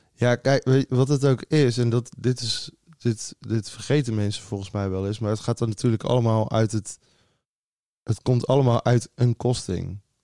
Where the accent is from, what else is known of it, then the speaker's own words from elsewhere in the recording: Goes, Zeeland, Netherlands; moved away; Ik ben opgegroeid in Goes, Zeeland